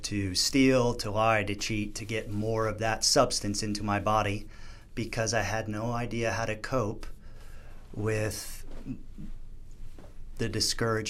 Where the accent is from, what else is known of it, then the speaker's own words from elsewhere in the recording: New Jersey, United States; I grew up on the East Coast in New Jersey